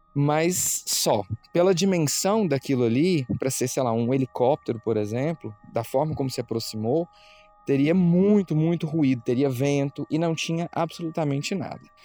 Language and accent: Portuguese; Anápolis, Goiás, Brazil; nós somos de Anápolis, que é uma cidade que fica próxima de Goiânia